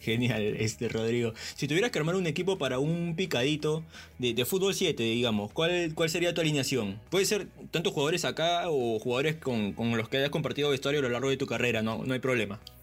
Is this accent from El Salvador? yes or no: no; Peru; soy peruano